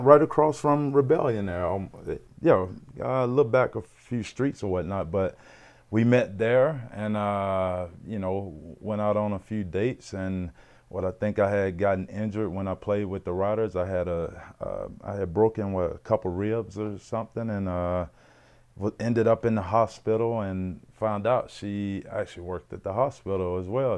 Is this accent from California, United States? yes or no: no; Mississippi, United States; moved away as an adult; now in Regina, Canada; growing up in Mississippi